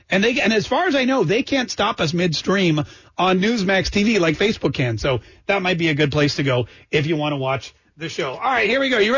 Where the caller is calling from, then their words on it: Armstrong County, Pennsylvania, United States; I'm calling from Armstrong County, Pennsylvania.